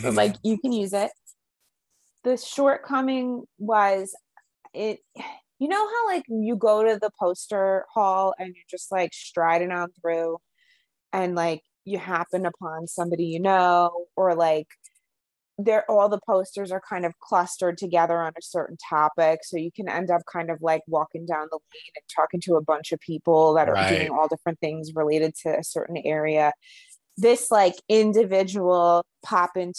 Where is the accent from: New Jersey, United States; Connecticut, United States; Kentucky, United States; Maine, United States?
New Jersey, United States; I'm from Jersey